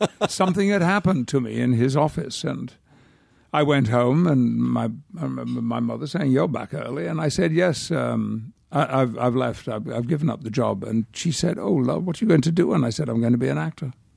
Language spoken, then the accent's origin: English; United Kingdom; now in United States; I could retain my British passport, but I do have a very strong feeling about being British